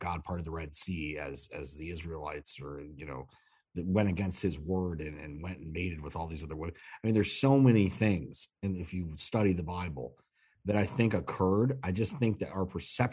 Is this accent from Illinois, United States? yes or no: yes; Chicago, Illinois, United States; I'm from Chicago.